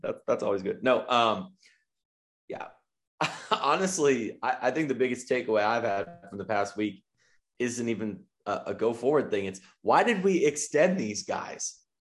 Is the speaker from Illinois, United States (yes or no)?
yes; River Forest, Illinois, United States; there's a Concordia University in my hometown of River Forest, Illinois